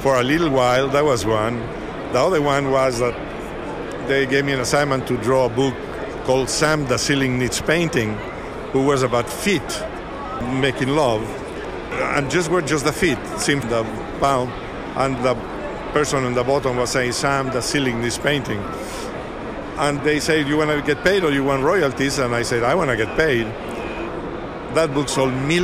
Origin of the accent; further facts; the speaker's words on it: Mexico; born or raised there; first language Spanish; English is a second language; moved away as an adult; now in United States